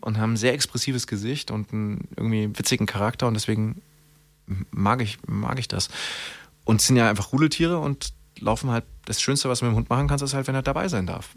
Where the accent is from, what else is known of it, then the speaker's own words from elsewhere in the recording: Germany; wir als Deutsche